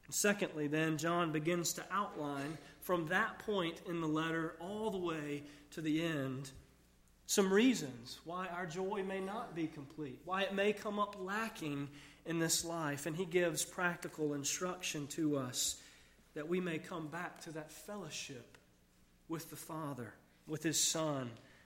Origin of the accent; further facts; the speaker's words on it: United States; so many children growing up in America, I grew up with a little bit of a skewed view of Christmas